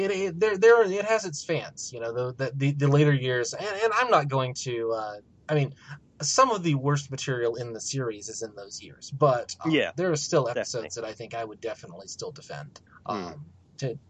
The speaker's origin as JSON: {"language": "English", "country": "United States", "said": "As an American"}